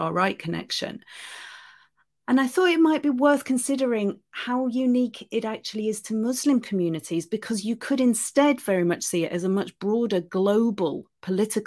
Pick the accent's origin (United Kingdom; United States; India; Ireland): United Kingdom; I'm British and I live in Britain